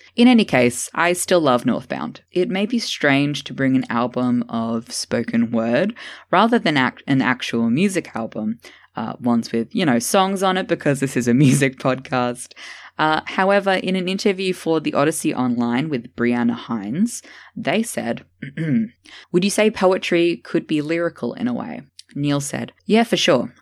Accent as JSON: {"language": "English", "region": "Tasmania", "country": "Australia", "tie": "born or raised there", "said": "Hannah Gatsby, a lesbian comedian from my home state"}